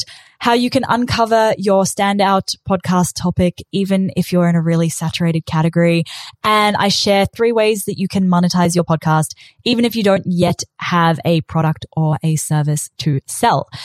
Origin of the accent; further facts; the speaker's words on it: New Zealand; accent: Kiwi; moved away as an adult; also born or lived in South Africa / South Island, New Zealand; now in Australia; when I was 8, my family moved from South Africa to New Zealand, and I was bullied for being the kid with the weird accent. And then when I was 18, I moved to the South Island of New Zealand for uni